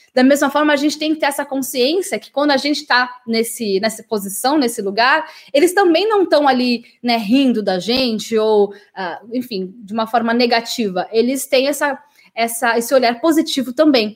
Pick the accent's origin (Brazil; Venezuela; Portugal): Brazil; also born or lived in England; Nós, brasileiros